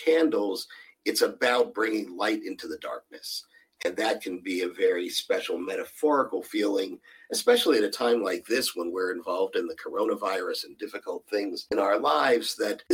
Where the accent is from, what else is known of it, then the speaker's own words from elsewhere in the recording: Pittsburgh, Pennsylvania, United States; now in Houston, United States; I'm originally from Pittsburgh, Pennsylvania